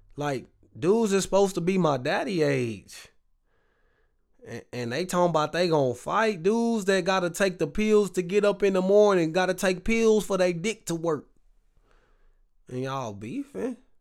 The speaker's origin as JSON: {"language": "English", "region": "the South", "country": "United States", "said": "I'm from the South"}